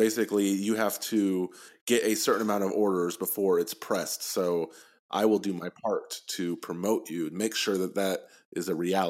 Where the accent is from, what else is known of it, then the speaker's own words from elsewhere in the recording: Texas, United States; Yeah, I'm from Texas.